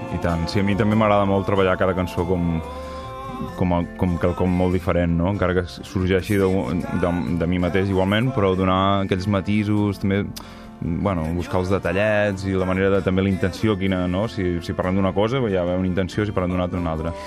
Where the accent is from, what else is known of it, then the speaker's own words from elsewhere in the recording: Figueres, Catalonia, Spain; moved away as an adult; also born or lived in Girona; now in Caçà de la Selva, Spain; visc a Caçà de la Selva i sóc de Figueres